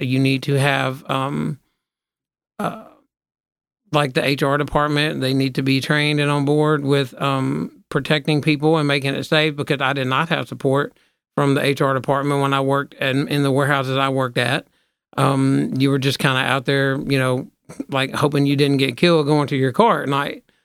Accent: Memphis, Tennessee, United States; we're from Memphis, not Tennessee

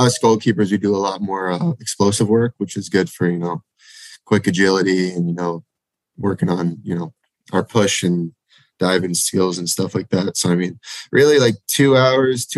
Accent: Massapequa, New York, United States; My hometown. Oh, yeah. So it's actually called Massapequa

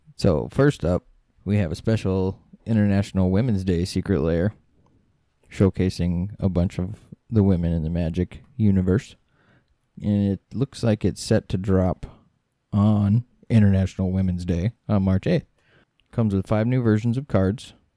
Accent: Midwest, United States; We're from the Midwest. We can't pronounce stuff very well.

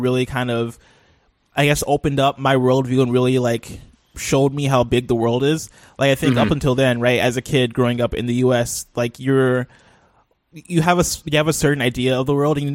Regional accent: Champaign, Illinois, United States; also born or lived in Nigeria; I was born and raised in a town called Champaign, Illinois.

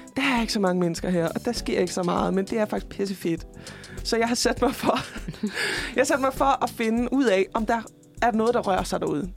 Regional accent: Fredericia, Southern Denmark, Denmark; moved away; der sker sgu ikke så meget i Fredericia, hvor jeg kommer fra

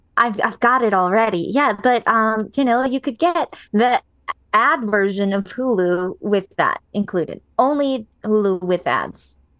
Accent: United States; as an American viewer

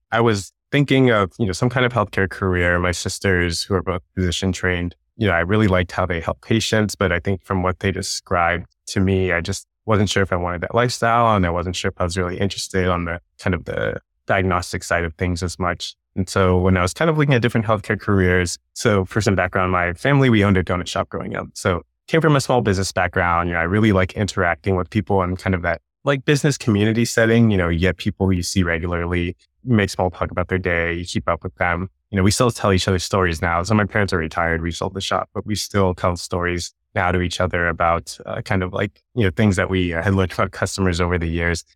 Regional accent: Long Beach, California, United States; I grew up in Long Beach, California

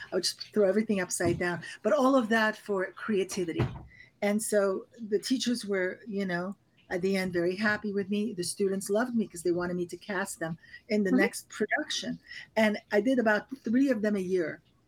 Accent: Paris, Île-de-France, France; I really had that experience of growing not only in Paris, but we traveled a lot. So we traveled all over Europe.

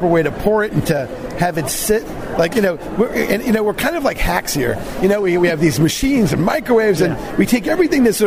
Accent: New York City, New York, United States; I'm from New York

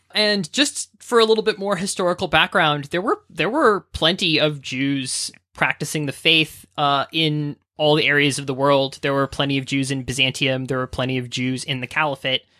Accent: Bay Area, California, United States; moved away; I'm originally from the Bay Area of California

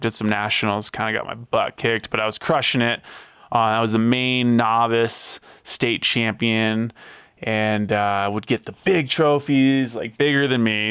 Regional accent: Hollis, Maine, United States; moved away as an adult; also born or lived in Durango, Colorado / Denver, Colorado; now in Colorado Springs, United States; I grew up, uh, in a small town called Hollis, Maine, southern Maine, about half hour outside of Portland

